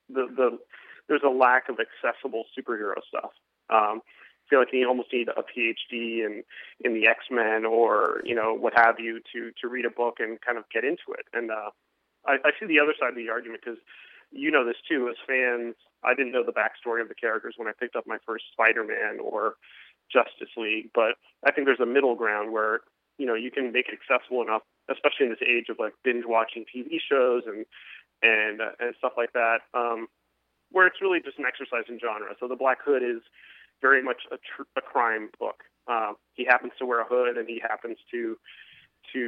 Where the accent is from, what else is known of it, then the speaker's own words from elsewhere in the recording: Miami, Florida, United States; my hometown, Miami